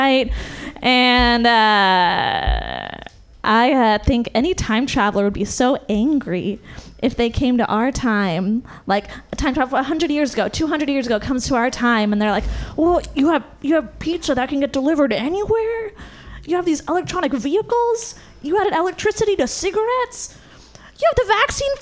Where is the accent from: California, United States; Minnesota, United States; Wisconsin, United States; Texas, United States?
California, United States; Marin; I come from Marin, over the bridge